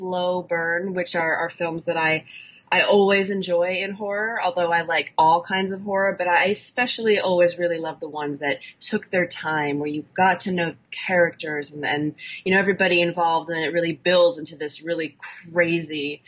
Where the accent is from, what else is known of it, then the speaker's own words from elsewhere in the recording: Chicago, Illinois, United States; now in Los Angeles, United States; I'm from Chicago. Mm-hmm. And I currently live in Los Angeles